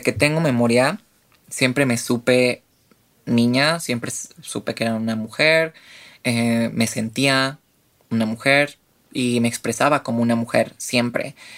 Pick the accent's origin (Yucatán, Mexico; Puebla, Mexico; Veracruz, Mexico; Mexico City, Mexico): Mexico City, Mexico; tengo 28 años, soy de la Ciudad de México